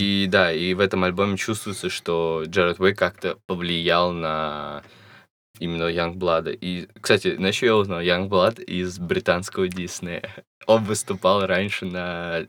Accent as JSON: {"language": "Russian", "country": "Russia", "said": "у нас в России есть эта гомофобная часть"}